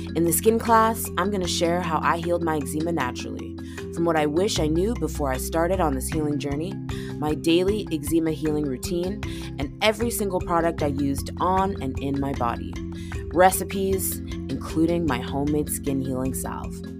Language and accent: English; Canada; being Canadian slash North American